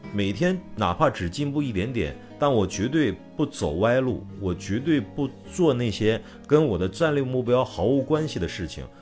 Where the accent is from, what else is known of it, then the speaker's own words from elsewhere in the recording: China; 我们中国人